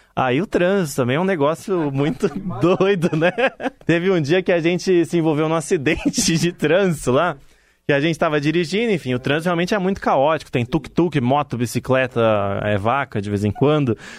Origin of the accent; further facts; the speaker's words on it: Brazil; moved away as an adult; sou do Brasil